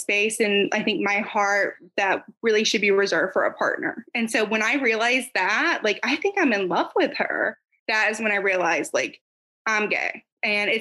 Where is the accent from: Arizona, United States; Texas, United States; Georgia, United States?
Georgia, United States; near Atlanta; In Georgia, actually. So like near Atlanta, like northwest of Atlanta, about by 45 minutes.